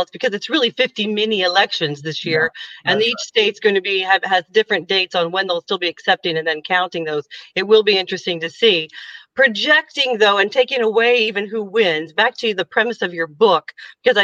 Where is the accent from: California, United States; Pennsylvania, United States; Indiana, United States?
Indiana, United States; moved away; my home state of Indiana